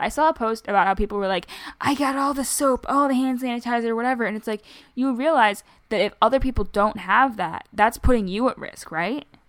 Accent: Michigan, United States; I'm a Michigander, and as a result, I have really hard R's

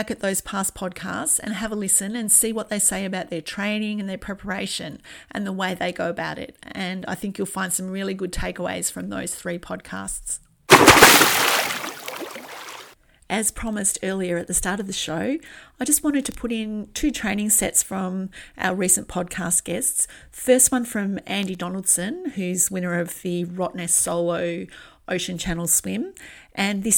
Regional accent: Australia; I'm from Australia, and as any adult of my generation would tell you, we spent a lot of or a huge amount of time in the sun growing up

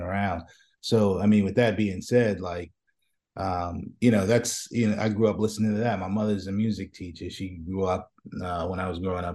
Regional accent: New York City, New York, United States; I'm from Brooklyn, so, so, you know, I grew up, you know, I grew up watching, uh, you know, going down to Fulton Street

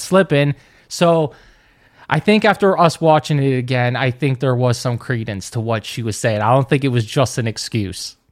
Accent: United States; I'm American

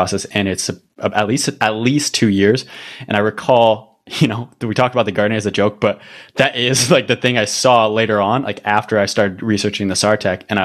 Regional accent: Canada; I'm actually Canadian

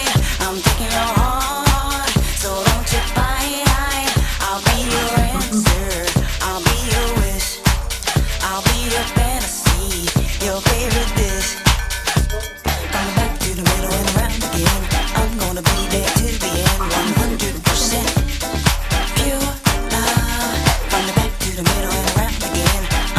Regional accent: New Jersey, United States; I'm saying I'm from Jersey, and being that I'm from Jersey, this is the kind of music that we listen to all the time.

